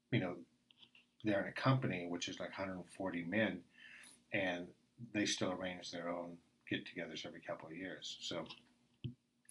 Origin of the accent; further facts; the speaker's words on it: New York City, New York, United States; also born or lived in Oregon; now in Taiwan; my brother and I, we grew up in New York City